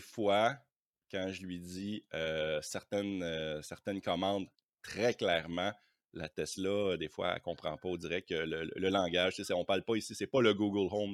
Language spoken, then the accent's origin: French; Quebec, Canada; moi je suis québécois